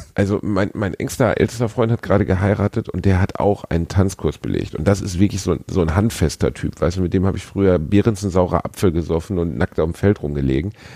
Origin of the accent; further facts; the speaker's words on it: North Rhine-Westphalia, Germany; ich bin Westfale